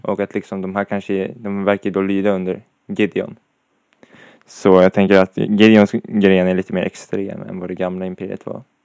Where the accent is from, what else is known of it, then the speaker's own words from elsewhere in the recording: Sweden; jag är svensk